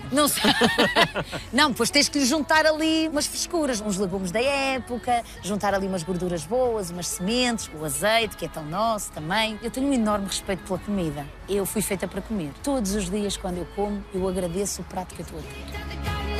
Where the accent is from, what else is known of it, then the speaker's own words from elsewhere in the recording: Santa Maria de Lamas, Norte, Portugal; accent: pronúncia do Norte; moved away as an adult; now in Lisbon, Portugal; Eu sou do Norte, sou de Santa Maria de Lamas, mas sempre vivi muito bem aqui em Lisboa